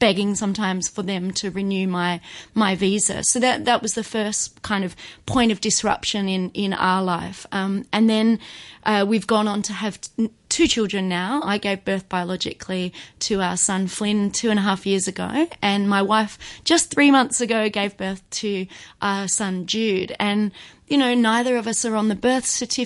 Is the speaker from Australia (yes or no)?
yes; Adelaide, South Australia, Australia; moved away as an adult; now in Hong Kong; I'm from Australia, from Adelaide, and before I moved to Hong Kong